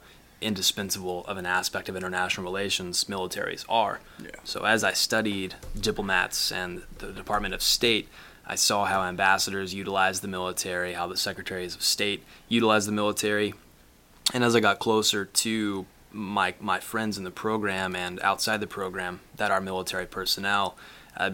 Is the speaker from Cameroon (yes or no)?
no; Arlington, Texas, United States; moved away as an adult; also born or lived in New Mexico; now in Boston, United States; I grew up outside of Dallas, Texas in Arlington